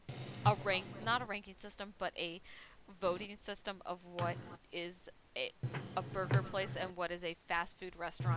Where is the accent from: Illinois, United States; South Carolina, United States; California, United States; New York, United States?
California, United States; Los Angeles; because LA's my hometown.